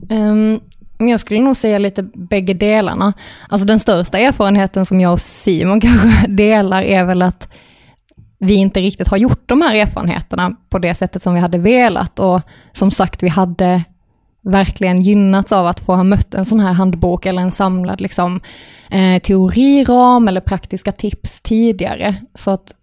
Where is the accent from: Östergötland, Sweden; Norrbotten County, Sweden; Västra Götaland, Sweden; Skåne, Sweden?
Skåne, Sweden; Örtofta; vi kommer från Örtofta, som är en härlig bruksort